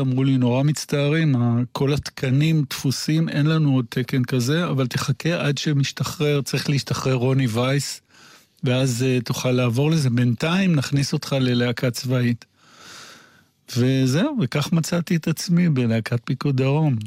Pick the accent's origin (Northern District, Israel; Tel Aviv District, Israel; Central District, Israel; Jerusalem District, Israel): Jerusalem District, Israel; Jerusalem; אני ירושלמי במקור, אה, ילד טוב, ירושלים